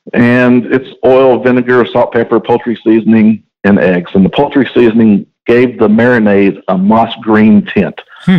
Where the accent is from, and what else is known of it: Houston, Texas, United States; born or raised there; also born or lived in Olean, New York